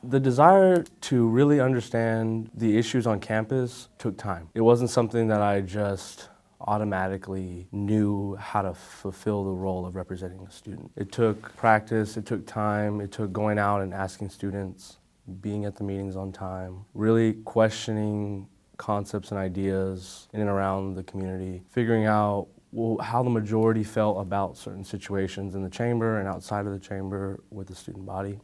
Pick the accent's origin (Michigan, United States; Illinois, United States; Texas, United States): Texas, United States; San Antonio; I'm from San Antonio, Texas